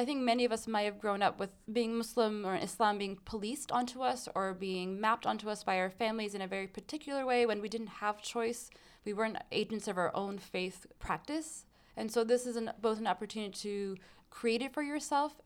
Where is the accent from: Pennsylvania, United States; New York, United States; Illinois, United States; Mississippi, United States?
New York, United States; New York City; I grew up in an Afghan community in Flushing in Queens